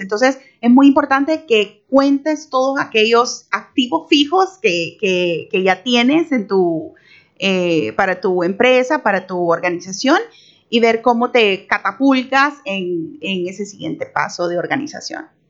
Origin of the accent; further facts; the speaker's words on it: El Salvador; moved away as an adult; now in Panama; salvadoreña, felizmente casada con un chiricano. Hace 12 años vivo en Panamá